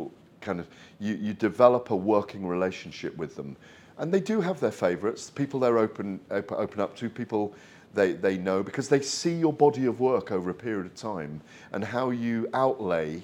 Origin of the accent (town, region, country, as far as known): Welsh, Wales, United Kingdom